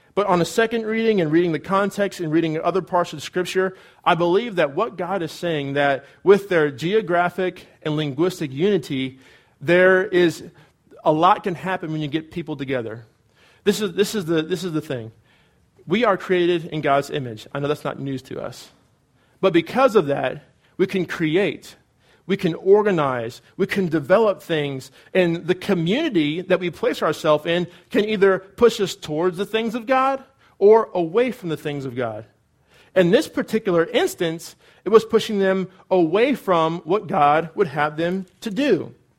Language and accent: English; California, United States; moved away as an adult; also born or lived in Cedarville, Ohio; I'm from California, and so it's warm there